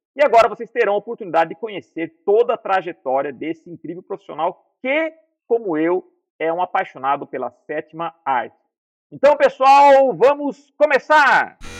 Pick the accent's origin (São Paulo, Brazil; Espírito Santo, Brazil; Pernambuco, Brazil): São Paulo, Brazil; Piracicaba; moved away; Eu também nasci em Piracicaba, fiquei em São Paulo